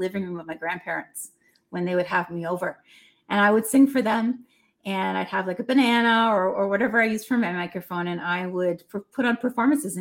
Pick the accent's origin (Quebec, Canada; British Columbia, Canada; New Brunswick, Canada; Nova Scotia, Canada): Nova Scotia, Canada; moved away as an adult; also born or lived in New York; now in Brampton, Canada; I'm not originally from Brampton, actually. I live here currently, but I am originally from Nova Scotia, the east coast of Canada. And I left Nova Scotia when I was 18